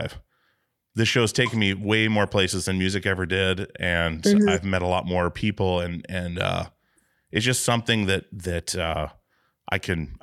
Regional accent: Alaska, United States; now in Portland, United States; I'm from Alaska originally

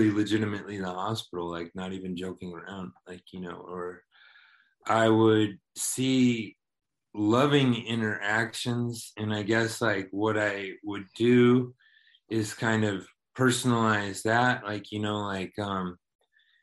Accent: Waco, Texas, United States; growing up, I grew up in Waco, Texas

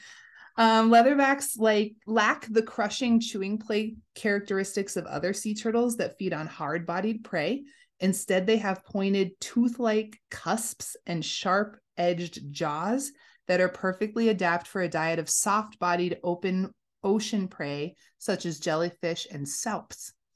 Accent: United States; We're American

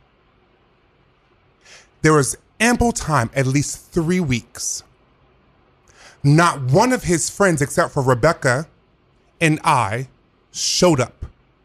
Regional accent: the South, United States; I'm from the South.

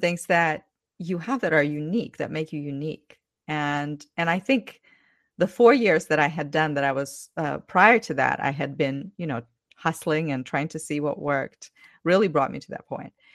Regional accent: Ukraine; English is a second language; moved away as an adult; now in United States; I'm originally from Ukraine, currently have been living in the U S for twelve years.

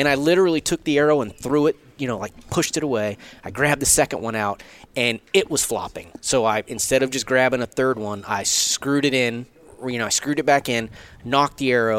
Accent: Southeast, United States; I grew up in the Southeast. Your chances of shooting a Pope and Young animal where you hunt in North Alabama, they're there.

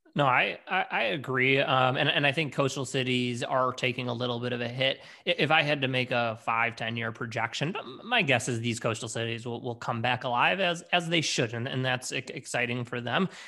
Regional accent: Detroit, Michigan, United States; also born or lived in Washington, D.C.; originally born and bred in, in Detroit

